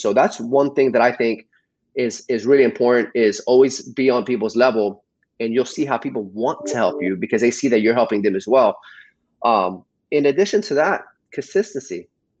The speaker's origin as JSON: {"language": "English", "region": "New Jersey", "country": "United States", "tie": "born there", "said": "Yeah, I was born in New Jersey, but I've been here most of my life."}